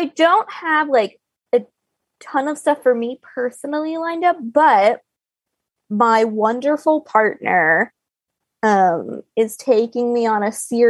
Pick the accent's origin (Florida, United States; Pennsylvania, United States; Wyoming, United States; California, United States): Florida, United States; You don't have to explain to me what humidity is like. I am from Florida.